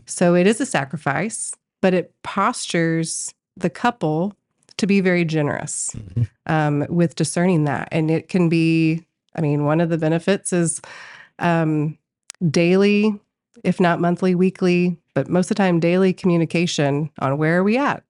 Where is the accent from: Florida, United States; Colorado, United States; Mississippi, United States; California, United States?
Colorado, United States; moved away as an adult; now in Tulsa, United States; I am from Colorado